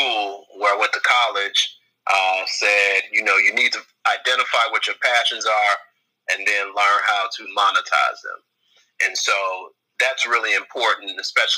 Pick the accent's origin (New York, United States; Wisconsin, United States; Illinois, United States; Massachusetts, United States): Illinois, United States; Chicago; I was a kid from Inglewood on the south side of Chicago